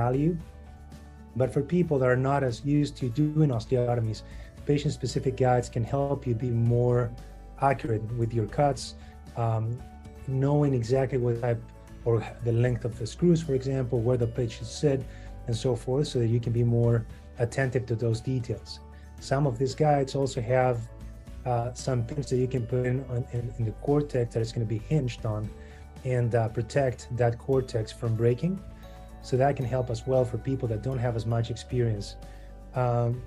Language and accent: English; Argentina; moved away as an adult; now in Chicago, United States; I'm from Argentina